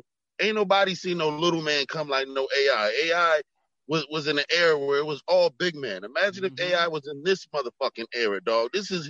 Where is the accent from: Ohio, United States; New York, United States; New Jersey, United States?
New Jersey, United States; I'm from Jersey, so I have no ties to Iverson